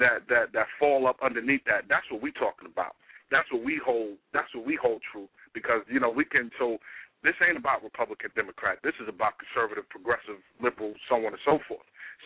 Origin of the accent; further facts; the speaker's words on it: New York, United States; I grew up on welfare. She didn't. I grew up in New York.